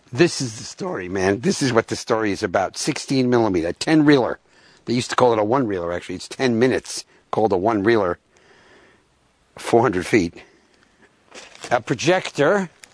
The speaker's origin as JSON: {"language": "English", "region": "New York", "country": "United States", "also_born_or_lived": "New England", "said": "I was from New York."}